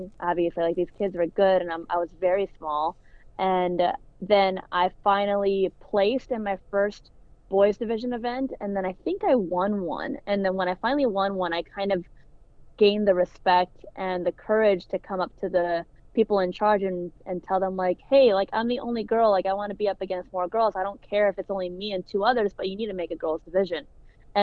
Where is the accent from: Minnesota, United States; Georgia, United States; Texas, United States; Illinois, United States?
Illinois, United States; I was born and raised in Illinois